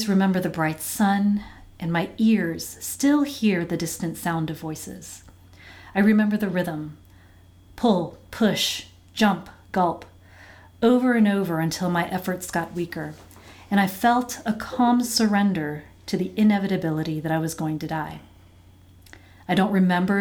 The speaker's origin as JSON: {"language": "English", "town": "Virginia Beach", "region": "Virginia", "country": "United States", "tie": "born or raised there", "also_born_or_lived": "Hawaii", "moved": "as an adult", "lives_now": "Bridgewater, United States", "said": "I was born in Hawaii and grew up in Virginia Beach"}